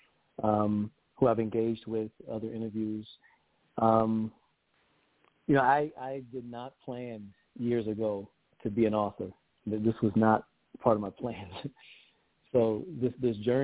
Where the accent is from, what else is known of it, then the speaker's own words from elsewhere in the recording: Georgetown, South Carolina, United States; I'm from Georgetown, South Carolina. We're just north of Charleston